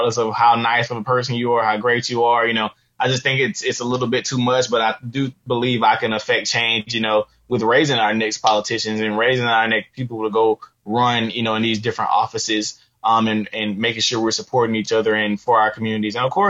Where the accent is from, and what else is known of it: Albany, Georgia, United States; born or raised there